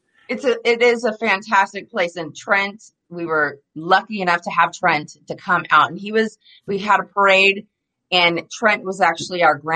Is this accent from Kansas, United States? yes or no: no; Los Angeles, California, United States; also born or lived in La Mirada / Norco; I'm still a Los Angeles girl. I mean, I'm originally from the LA area